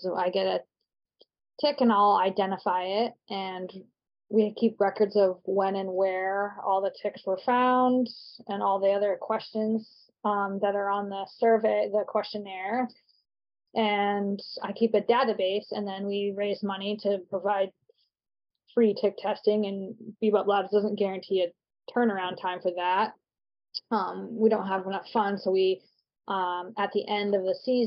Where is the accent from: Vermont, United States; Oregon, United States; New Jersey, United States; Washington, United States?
Vermont, United States; moved away as an adult; now in New Hampshire, United States; I live in New Hampshire now, but I grew up in Vermont